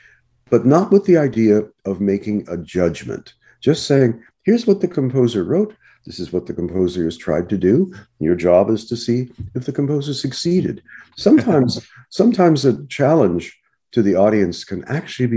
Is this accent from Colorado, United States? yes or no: no; Los Angeles, California, United States; growing up in Los Angeles